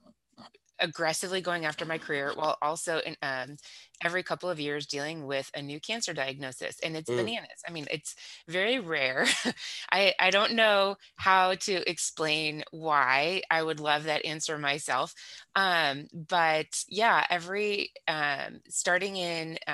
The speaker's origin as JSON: {"language": "English", "region": "Southern California", "country": "United States", "tie": "born or raised there", "accent": "valley girl", "moved": "as an adult", "lives_now": "Kansas City, United States", "said": "Born in Southern California, so in the 70s. So I grew up in Southern California in the 80s."}